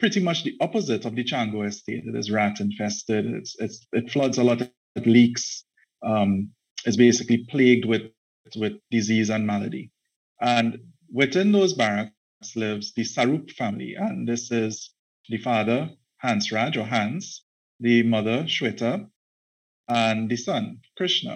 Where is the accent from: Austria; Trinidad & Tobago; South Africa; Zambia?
Trinidad & Tobago; I'm a writer from Trinidad and Tobago. I'm actually based in Trinidad and Tobago, born here, educated here, the entire works